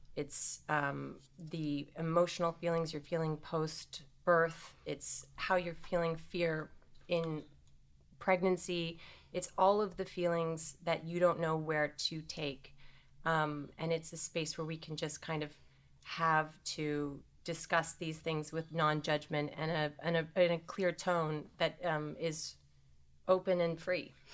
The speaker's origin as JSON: {"language": "English", "country": "Canada", "tie": "born or raised there", "also_born_or_lived": "New York City", "moved": "as an adult", "said": "I grew up in Canada"}